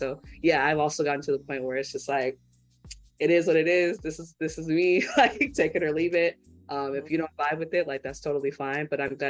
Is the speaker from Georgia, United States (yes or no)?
no; California, United States; accent: Californian; because I'm from California. So obviously, like, I sound like a Californian